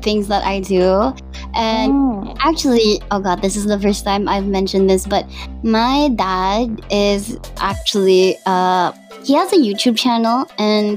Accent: Central Visayas, Philippines; accent: Cebuano; first language Cebuano; English is a second language; my native language in Cebuano

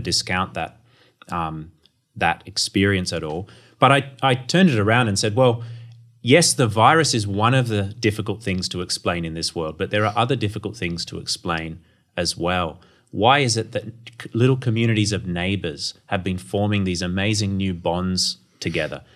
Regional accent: Townsville, Queensland, Australia; I grew up in North Queensland and, uh, my family attended the church, uh, of David Cartledge in Townsville

